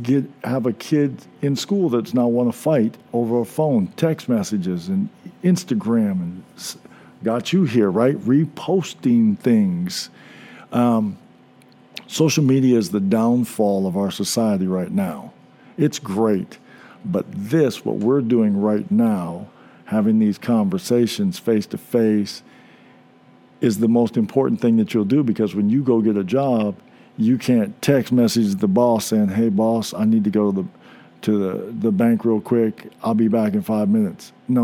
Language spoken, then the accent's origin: English; Indianapolis, Indiana, United States; from Indianapolis.